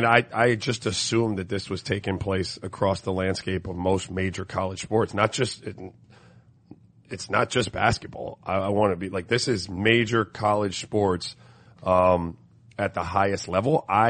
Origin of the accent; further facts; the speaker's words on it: St. Croix, U.S. Virgin Islands; also born or lived in Miami, United States; I grew up in tropical weather, man. I grew up in St. Croix in Miami.